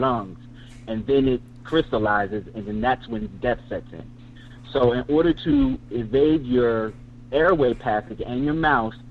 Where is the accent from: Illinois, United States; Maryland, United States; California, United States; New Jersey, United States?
New Jersey, United States; Camden; I'm from Camden, New Jersey, which has been labeled one of the worst cities in the nation for years